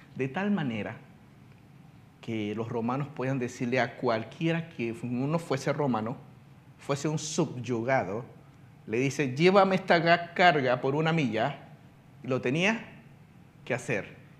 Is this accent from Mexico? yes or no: no; China; now in Panama; yo soy residente, no ciudadano panameño, porque yo nací en la China